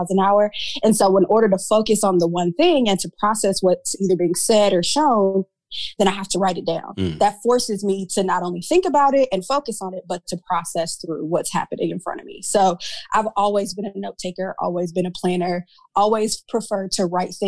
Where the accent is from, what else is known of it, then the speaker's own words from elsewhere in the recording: Omaha, Nebraska, United States; moved away as an adult; now in North Texas, United States; I'm from Nebraska. I grew up in Nebraska, born and raised, and made my way to Texas